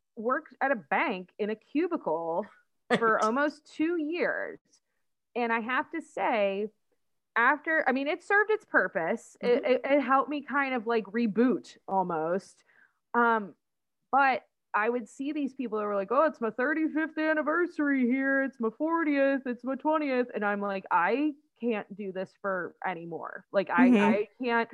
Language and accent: English; Pittsburgh, Pennsylvania, United States; We're from Pittsburgh, so we just say yins all the time